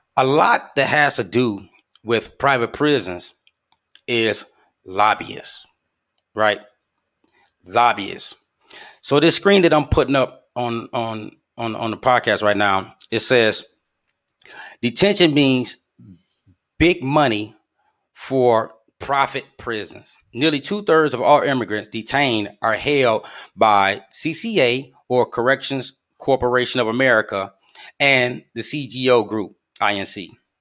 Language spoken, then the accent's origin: English; Flint, Michigan, United States; my hometown of Flint, Michigan